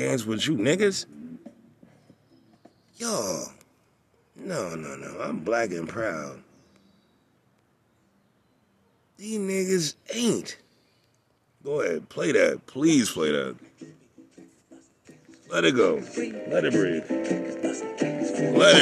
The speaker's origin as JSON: {"language": "English", "town": "Charleston", "region": "South Carolina", "country": "United States", "tie": "born or raised there", "said": "I was born in Charleston, South Carolina"}